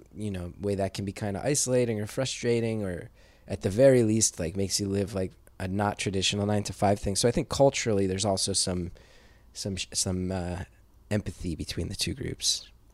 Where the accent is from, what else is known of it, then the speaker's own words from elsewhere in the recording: West Orange, New Jersey, United States; I grew up in West Orange, New Jersey